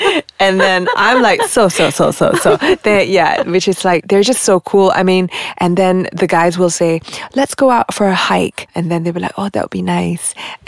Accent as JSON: {"language": "English", "country": "Malaysia", "said": "…-san, where are you from? I said, from Malaysia."}